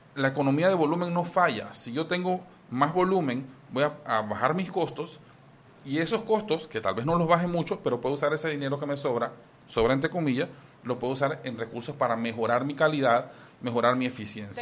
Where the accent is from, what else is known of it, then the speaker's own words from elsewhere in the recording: Panama; como muchos panameños que necesitamos de dos trabajos